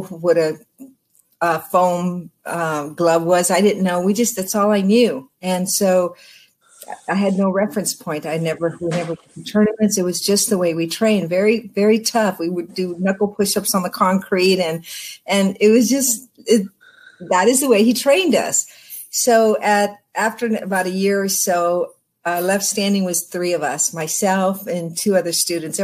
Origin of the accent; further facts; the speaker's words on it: Los Angeles area, Oxnard, California, United States; I grew up in the Los Angeles area, but when I was young, around 10 years old, my family moved to Southern California. Well, I was still in Southern California to Oxnard